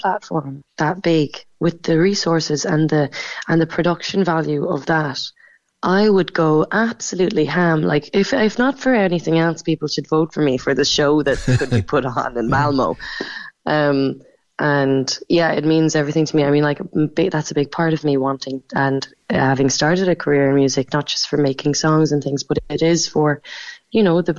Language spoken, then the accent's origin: English; Macroom, Munster, Ireland; moved away; also born or lived in Cork / London; I'm from Macroom. I grew up in Raleigh